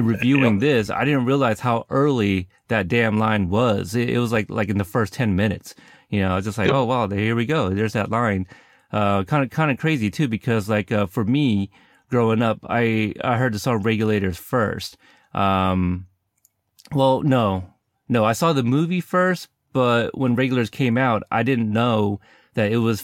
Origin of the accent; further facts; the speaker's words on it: West Coast, United States; I am from the West Coast